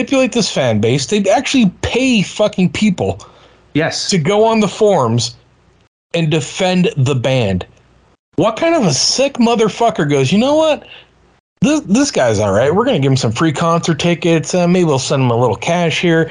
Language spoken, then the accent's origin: English; Boston, Massachusetts, United States; I'm an Irish kid from Boston